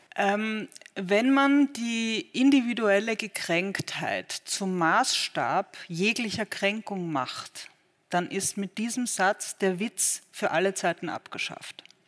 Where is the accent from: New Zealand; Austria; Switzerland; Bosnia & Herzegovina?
Austria; moved away as an adult; now in Berlin, Germany; ich bin Österreicherin